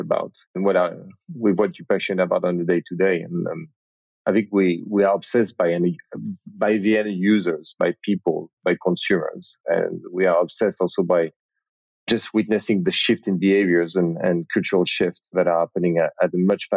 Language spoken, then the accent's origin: English; Paris, Île-de-France, France; accent: French strong accent; English is a second language; I'm from Paris. I think everyone would have noticed the accent by now, French strong accent.